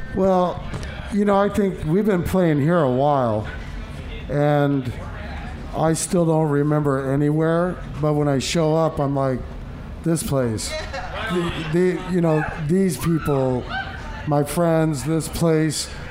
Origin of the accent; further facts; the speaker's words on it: Des Moines, Iowa, United States; it's my home state. I believe you know it's where I'm from